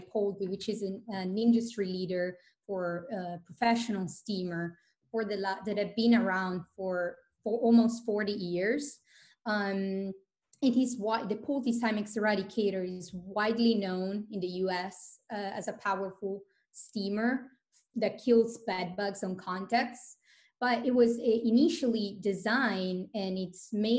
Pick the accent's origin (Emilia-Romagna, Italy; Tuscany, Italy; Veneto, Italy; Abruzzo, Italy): Veneto, Italy; Vicenza; English is a second language; moved away as an adult; also born or lived in Boston, United States; now in Palo Alto, United States; born and raised in Italy in the northern part called Vicenza, so near Venice